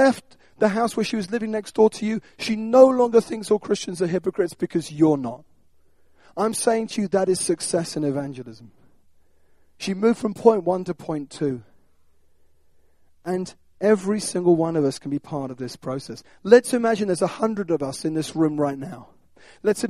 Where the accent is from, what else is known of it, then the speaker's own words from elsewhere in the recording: United Kingdom; we're British.